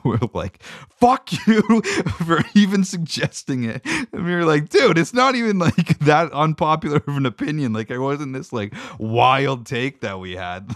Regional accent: Meaford, Ontario, Canada; I grew up in Meaford, Ontario

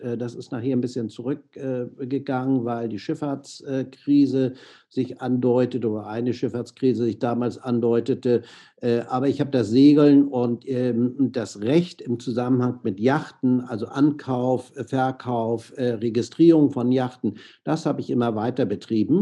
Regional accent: Hamburg, Germany; moved away as an adult; also born or lived in San Francisco, United States / Miami, United States / Monaco; ich bin in Hamburg aufgewachsen

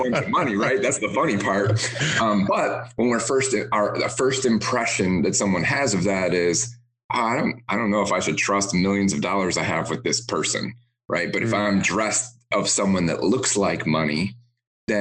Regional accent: Detroit, Michigan, United States; now in Tampa, United States; I grew up in the Motor City in Detroit.

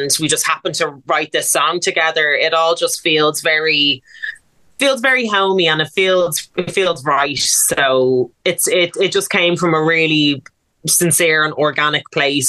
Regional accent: Dublin, Leinster, Ireland; I'm from Baldoyle

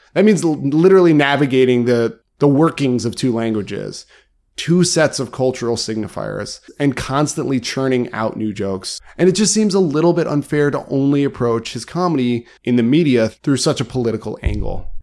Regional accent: United States; as an American

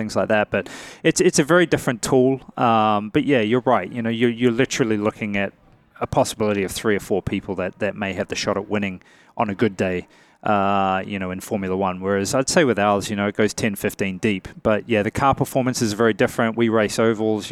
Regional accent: New Zealand; moved away; I'm a guy from New Zealand, man, very far away from here, small country of 4 or 5 million people

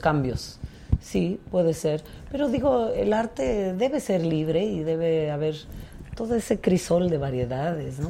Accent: Tlaxiaco, Oaxaca, Mexico; now in Oaxaca City, Mexico; Yo soy de la Mixteca, de Tlajiaco

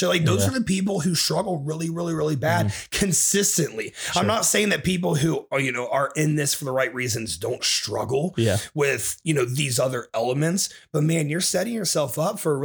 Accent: Ohio, United States; moved away; So I went home to Ohio. I kicked it with my family

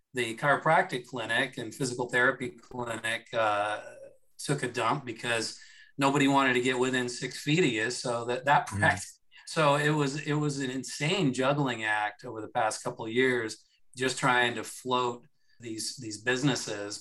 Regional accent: Seattle, Washington, United States; now in Florida, United States; I'm uh, originally from out west. I uh, I'm from the Seattle area

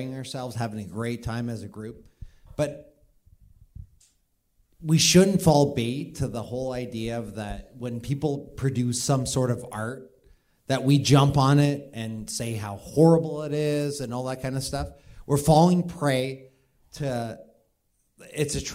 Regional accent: Canada; I'm Canadian

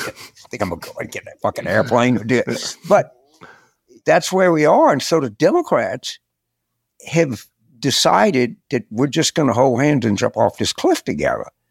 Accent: Carville, Louisiana, United States; born or raised there

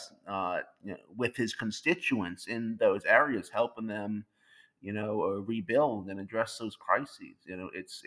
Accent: Louisiana, United States; my home state of Louisiana

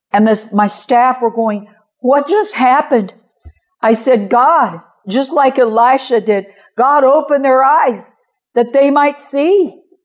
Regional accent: Kansas City, Missouri, United States

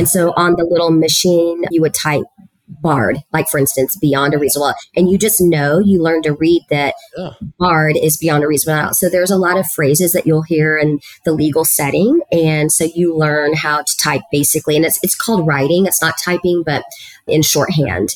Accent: Harlingen, Texas, United States; first language Spanish; English is a second language; moved away as an adult; also born or lived in Edinburg, Texas / San Antonio, Texas; that's where I grew up, in Harlingen, Texas

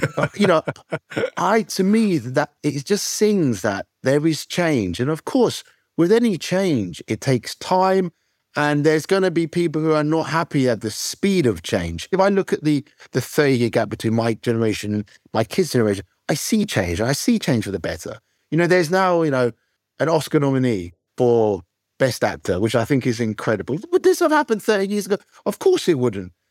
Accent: United Kingdom; I'm at a British school, I wanna be British

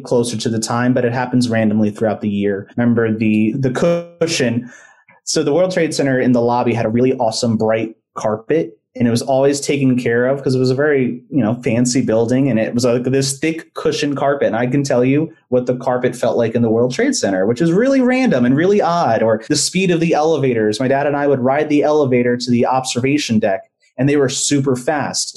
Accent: United States; also born or lived in New Jersey / New York / Pennsylvania; now in Orlando, United States; I grew up in New Jersey and New York.

